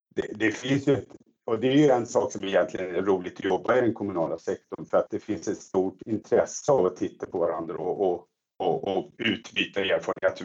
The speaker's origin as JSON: {"language": "Swedish", "area": "Stockholm area", "region": "Stockholm County", "country": "Sweden", "tie": "born or raised there", "moved": "as an adult", "lives_now": "Växjö, Sweden", "said": "Jag, jag är ju uppvuxen i Stockholmstrakten och kom hit då för ett antal år sedan"}